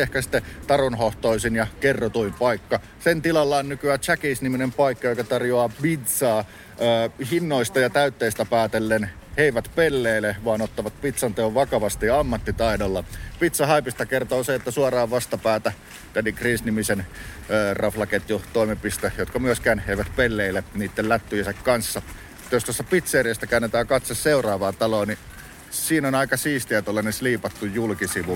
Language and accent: Finnish; Lahti, Päijät-Häme, Finland; now in Helsinki, Finland; Kotikylässäni Laadessa ei raitiovaunuja ollut